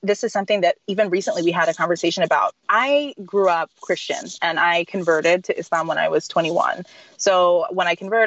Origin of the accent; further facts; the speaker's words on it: Texas, United States; now in Baltimore, United States; I'm from Texas